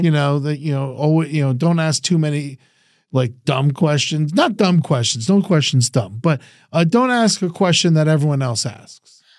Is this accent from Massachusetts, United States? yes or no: no; New York, United States; moved away; I'm from New York.